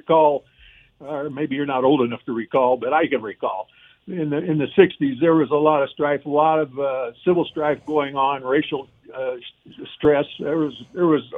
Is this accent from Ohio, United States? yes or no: yes; Cleveland, Ohio, United States; moved away; I grew up in the Cleveland area